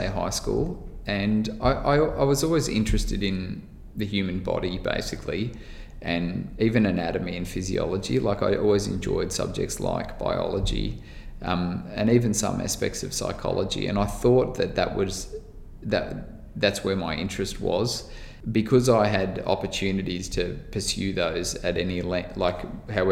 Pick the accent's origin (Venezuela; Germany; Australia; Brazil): Australia; Melbourne, Victoria; so I was born in the outer eastern suburbs of Melbourne, in like near Warrandyte